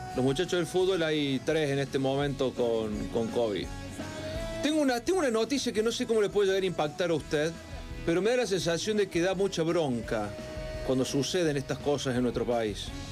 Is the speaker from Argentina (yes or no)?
yes; Argentina; Como argentino